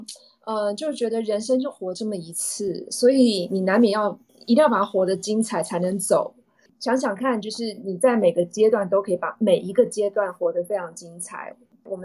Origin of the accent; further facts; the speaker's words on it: Taiwan; moved away as an adult; 所以有些人会觉得我是 A B C，但其实我不是啊，我是在台湾的大学交大毕业以后，还在公关公司工作一年，我才出国去念书的。